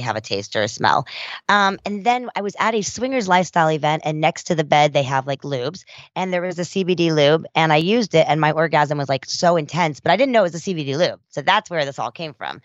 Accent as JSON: {"language": "English", "country": "South Africa", "moved": "yes", "said": "I was a immigrant from South Africa"}